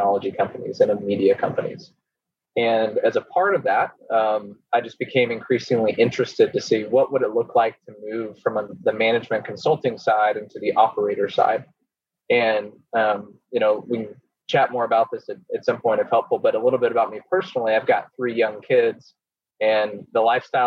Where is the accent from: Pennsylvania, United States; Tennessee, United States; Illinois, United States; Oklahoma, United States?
Oklahoma, United States; moved away as an adult; also born or lived in New York City; I'm originally from Oklahoma and went to the University of Oklahoma. And so proud Sooner